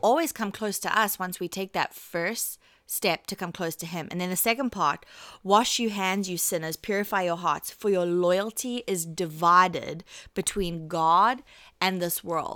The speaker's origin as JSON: {"language": "English", "country": "South Africa", "said": "I'm South African"}